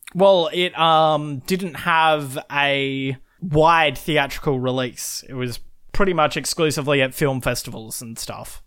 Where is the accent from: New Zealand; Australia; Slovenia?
Australia; we're both Australian.